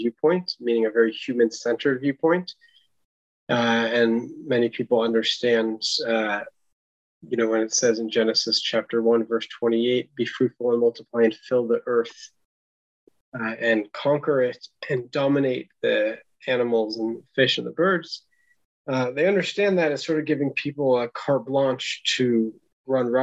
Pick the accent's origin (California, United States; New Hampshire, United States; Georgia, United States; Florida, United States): California, United States; San Francisco Bay Area; grew up in the San Francisco Bay Area on an acre of land with an organic garden